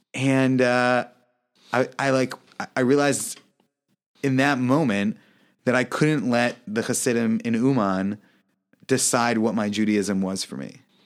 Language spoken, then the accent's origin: English; United States; also born or lived in Kyiv, Ukraine; I'm American